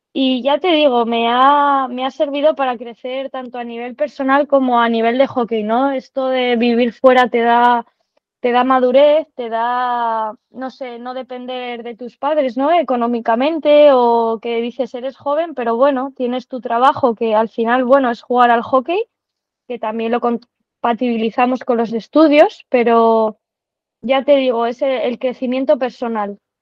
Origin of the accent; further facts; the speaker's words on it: Santander, Cantabria, Spain; moved away as an adult; also born or lived in Madrid; now in Barcelona, Spain; soy de Santander, vengo de la Real Sociedad de Tenis, eh, que jugué allí hasta los 18 añitos